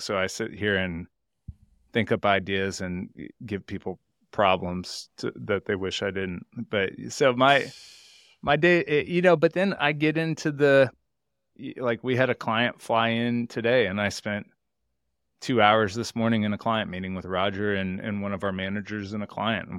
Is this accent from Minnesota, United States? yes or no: no; Houston, Texas, United States; I live in Houston, Texas. I grew up in Houston, Texas my whole life